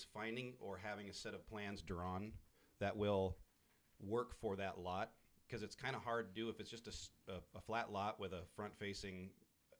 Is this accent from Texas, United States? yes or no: no; Haines, Alaska, United States; I was born and raised in Southeast Alaska. I grew up in Haines.